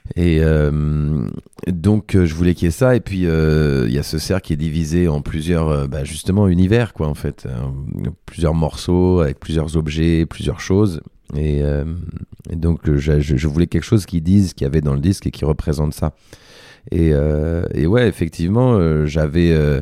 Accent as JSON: {"language": "French", "town": "Paris", "region": "Île-de-France", "country": "France", "tie": "born or raised there", "said": "je suis né à Paris"}